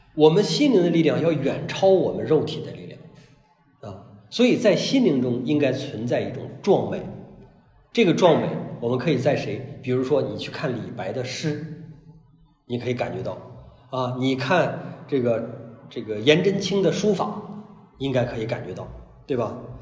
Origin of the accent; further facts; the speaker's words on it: Hebei, China; moved away; 我老家是河北人，呃，我老家里边儿有叔叔，啊，姑姑，表亲，表亲，啊，什么这些都有